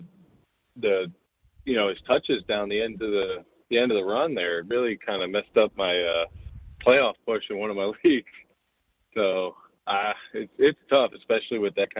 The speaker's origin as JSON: {"language": "English", "region": "New York", "country": "United States", "tie": "born or raised there", "said": "growing up in New York"}